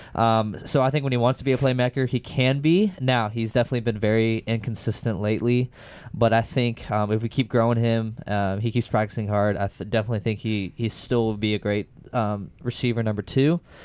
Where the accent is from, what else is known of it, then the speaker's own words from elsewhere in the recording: Houston, Texas, United States; I'm from Houston.